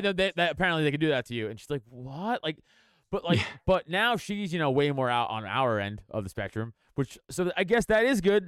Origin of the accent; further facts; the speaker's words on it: New York City, New York, United States; moved away; also born or lived in Brooklyn / West Hollywood; I grew up in South South Shore, Staten Island